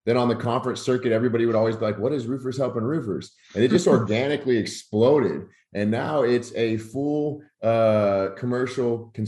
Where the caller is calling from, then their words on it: Rockwall, Texas, United States; Out of Rockwall, Texas, about 45 minutes outside of DFW